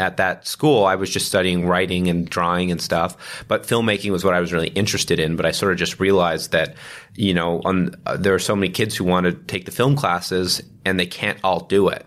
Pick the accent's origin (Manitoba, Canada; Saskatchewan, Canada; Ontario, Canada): Ontario, Canada; Toronto; we both grew up in, uh, in Toronto, um, uh, born and raised